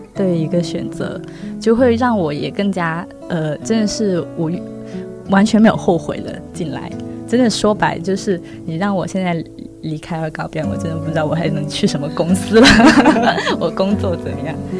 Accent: Guangzhou, Guangdong, China; 我是土生土长的广州人

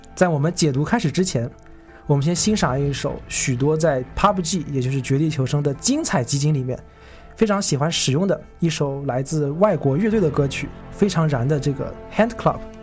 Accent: Shenzhen, Guangdong, China; 我是深圳人

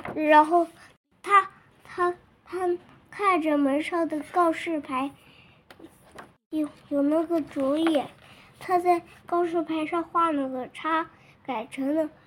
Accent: Weinan, Shaanxi, China; 我是来自陕西渭南的小朋友

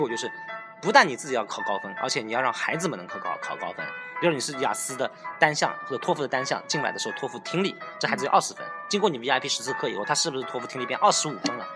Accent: Shanghai, China; moved away as an adult; also born or lived in Netherlands / Chongqing; now in Hangzhou, China; 因为我是上海人，所以回到了上海

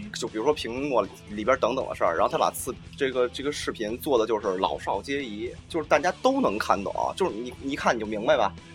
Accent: China; 作为一个中国人

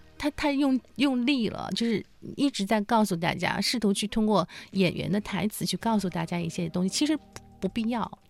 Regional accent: China; 我们中国人说的那个词

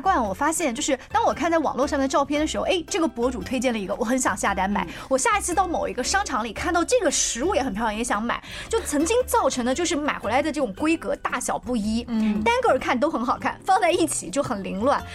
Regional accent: China; 我们中国人油烟大的习惯

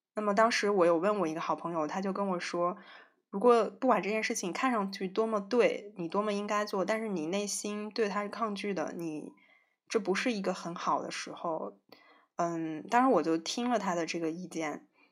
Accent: northern China, China; 我是北方人

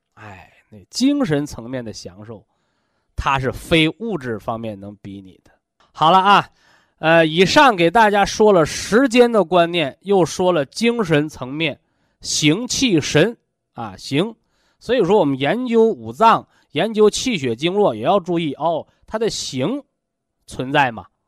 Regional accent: China; 我们身为中国人，我们活得是非常幸福的啊

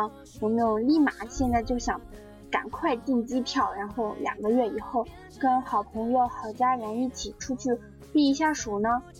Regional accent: Huangshan, Anhui, China; 说到庐山云雾，我觉得我的家乡黄山就是一个特别棒的一个旅游地方

